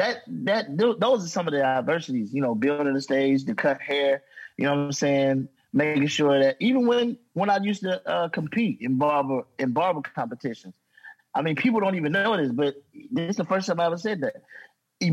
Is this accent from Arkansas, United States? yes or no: no; Gary, Indiana, United States; I'm from Gary, Indiana. I'm from the gutter, dog